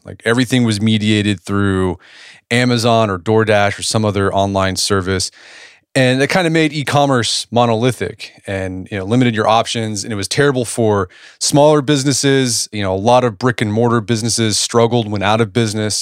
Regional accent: Edmond, Oklahoma, United States; my hometown of Edmond, Oklahoma.

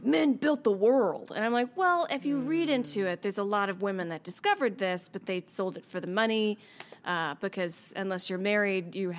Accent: the South, United States; I'm from the South

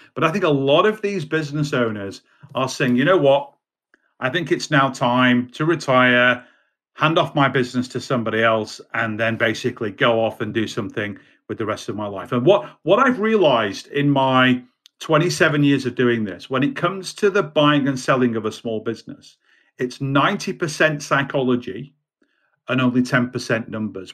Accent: United Kingdom; also born or lived in Baltimore, United States; I'm a Brit

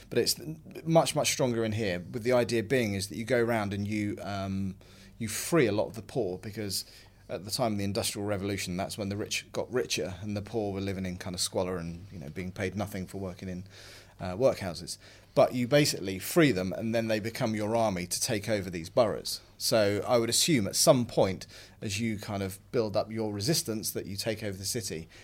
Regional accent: London, United Kingdom; my hometown even, of London

